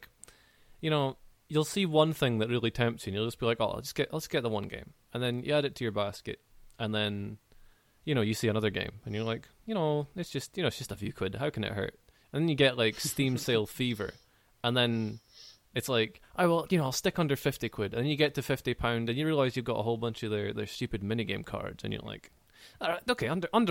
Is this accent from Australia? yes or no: no; Aberdeen, Scotland, United Kingdom; I'm from Aberdeen in Scotland.